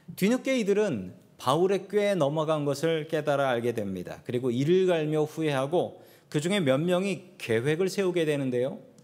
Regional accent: South Korea; moved away; 우리 한국 이민자들

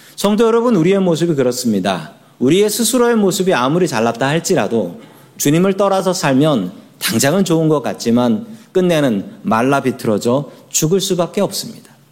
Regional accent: Seoul, South Korea; moved away as an adult; now in United States; 서울 사람이에요. 서울 사람.

